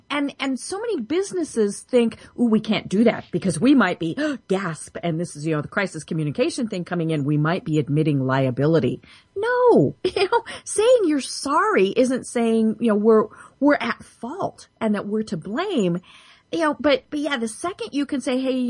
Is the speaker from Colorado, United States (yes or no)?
yes; Denver, Colorado, United States; I'm from Denver